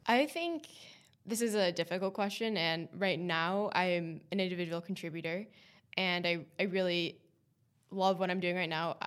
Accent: East Coast, United States; moved away as an adult; now in Boston, United States; I also knew I wanted to go back to the East Coast. I'm from the East Coast

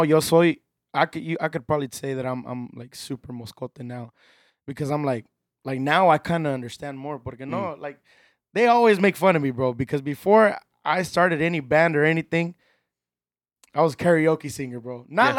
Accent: Texas, United States; I'm from Texas, man.

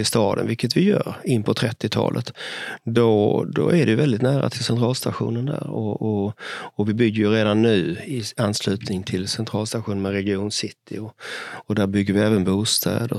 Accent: Sweden; vi är ju som svenskar

